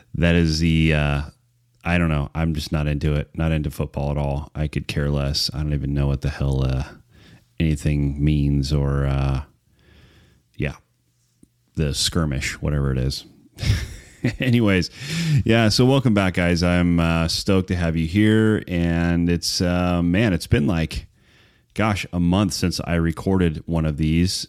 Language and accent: English; Wrightwood, California, United States; also born or lived in Prescott, Arizona / Pinon Hills, California / Phelan, California; I grew up in Wrightwood and the foothills on the north side of Wrightwood, Pinyon Hills, it was called, um, almost my entire life until I was married